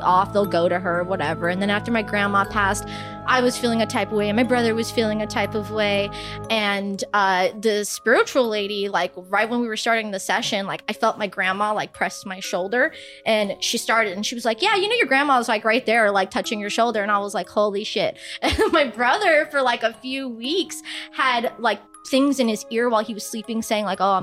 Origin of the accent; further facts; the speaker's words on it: Guyana; I'm from Guyana, a little Caribbean country